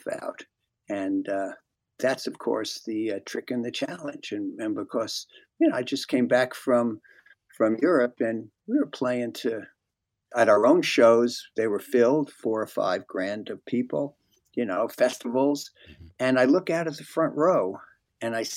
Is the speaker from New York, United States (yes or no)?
no; New Brunswick, New Jersey, United States; I grew up in New Brunswick, New Jersey at that time